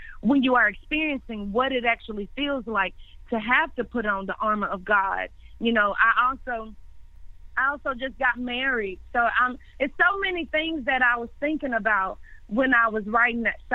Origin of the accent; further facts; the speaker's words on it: Memphis, Tennessee, United States; now in Nashville, United States; I was born and raised in Memphis, Tennessee